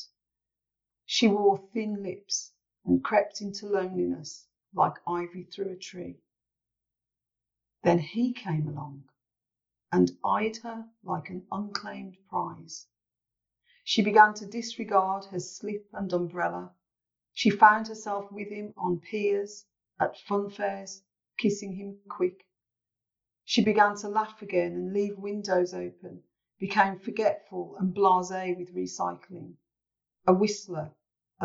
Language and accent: English; Birmingham, West Midlands, United Kingdom; here in my hometown podcast